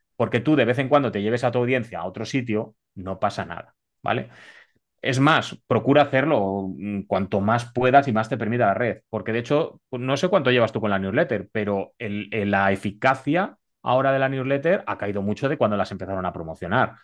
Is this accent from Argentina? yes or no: no; Spain; soy español